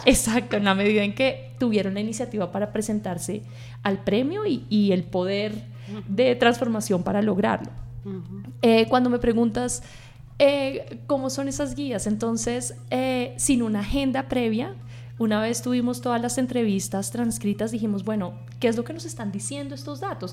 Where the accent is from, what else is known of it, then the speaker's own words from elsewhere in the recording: Bogotá, Colombia; yo soy bogotana, nací y fui, fui educada en, esta ciudad